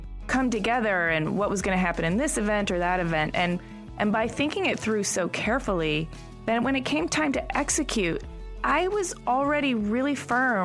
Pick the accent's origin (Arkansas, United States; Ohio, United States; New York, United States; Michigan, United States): Michigan, United States; I'm from Michigan